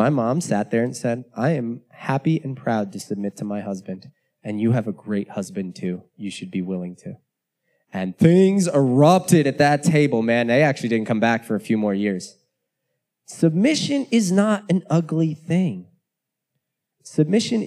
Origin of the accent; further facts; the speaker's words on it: United States; I'm an American. It is deeply rooted in me